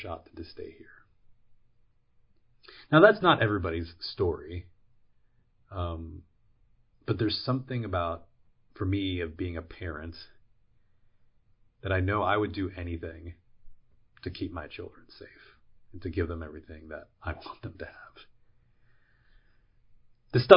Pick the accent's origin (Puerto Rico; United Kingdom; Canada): Puerto Rico; now in United States; I'm from Puerto Rico, and Puerto Ricans are U.S. citizens since the 1910s. So when we moved from Puerto Rico to the mainland